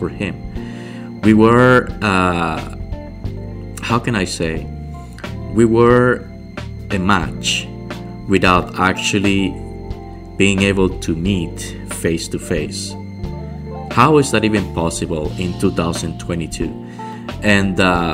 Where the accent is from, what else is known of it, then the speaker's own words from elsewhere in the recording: Cuba; moved away as an adult; now in Montreal, Canada; I'm from Cuba originally. And I'm living in Montreal, Canada.